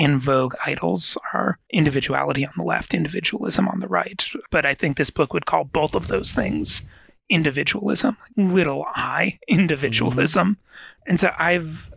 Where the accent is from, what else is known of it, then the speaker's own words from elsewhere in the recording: United States; being specifically American.